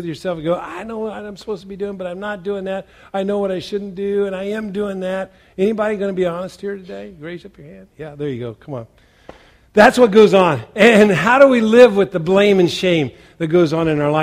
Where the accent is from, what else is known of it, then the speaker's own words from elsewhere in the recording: Western Indiana, United States; moved away; I grew up in Western Indiana